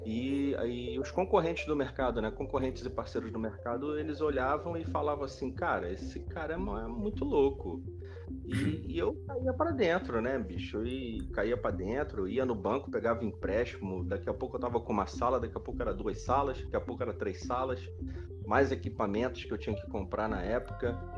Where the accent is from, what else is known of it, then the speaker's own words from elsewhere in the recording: Rio de Janeiro, Brazil; Eu sou carioca, já tô com meus 41 anos, trabalho no Rio desde sempre